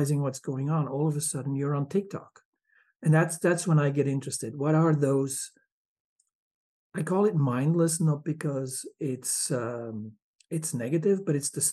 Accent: Belgium; moved away as an adult; now in Michigan, United States; I'm from Belgium.

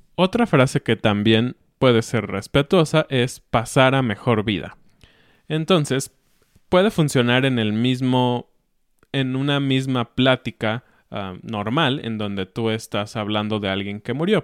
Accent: Mexico

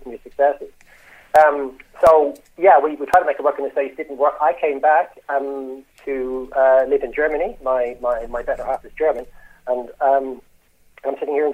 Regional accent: Ireland; moved away as an adult; also born or lived in United Kingdom; I'm obviously Irish

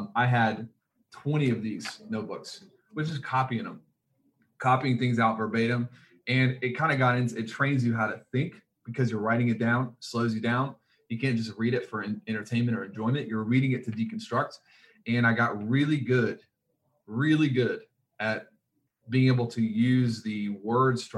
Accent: the South, United States; I was a kid and growing up in the South

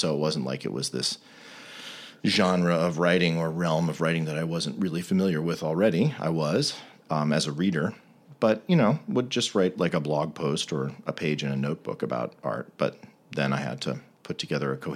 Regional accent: D.C., Virginia suburbs of Washington, United States; I grew up in the Virginia suburbs of Washington, D.C.

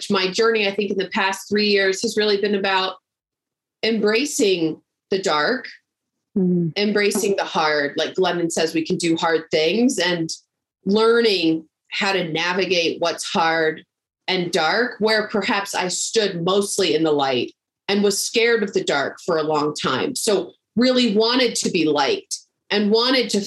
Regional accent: Texas, United States; I grew up in Texas

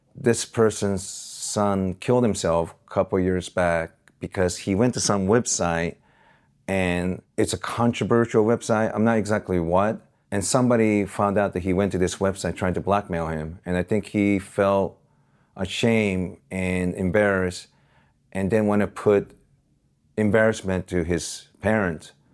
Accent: Osaka, Japan; now in Los Angeles, United States; that's my hometown

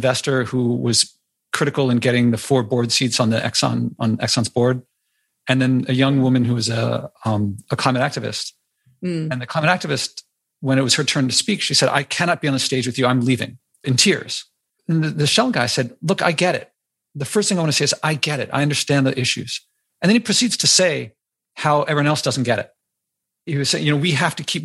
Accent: Wisconsin, United States; moved away; also born or lived in New York City; about being in Wisconsin and, you know, my childhood stuff

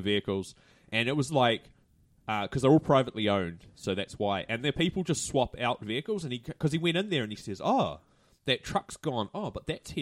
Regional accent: Hamilton, Waikato, New Zealand; asked where I was from and I said, "Hamilton."

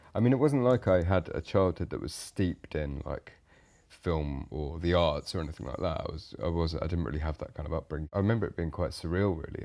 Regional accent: Ipswich, East of England, United Kingdom; I grew up in Ipswich, which is a fairly, um, bog standard British town

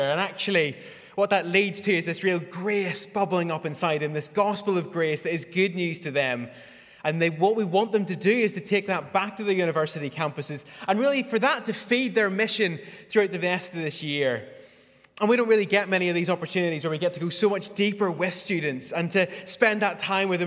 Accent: Northern Ireland, United Kingdom; moved away as an adult; I was raised in Northern Ireland

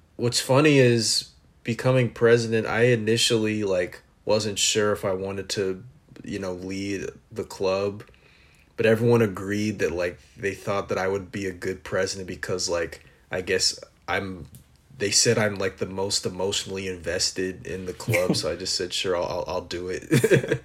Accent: Los Angeles, California, United States; from Los Angeles

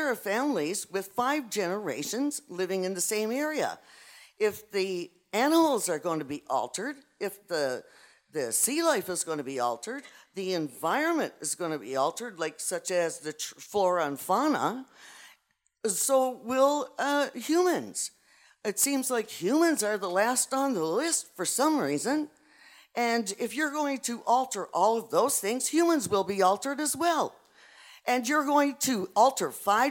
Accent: Port-au-Port Peninsula, Newfoundland and Labrador, Canada; I am personally, and a lot of people on the peninsula are as well, I am English.

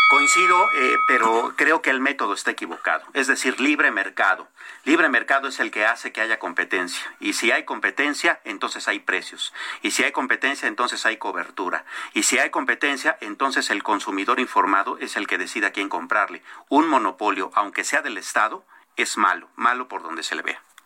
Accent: Mexico; como mexicanos

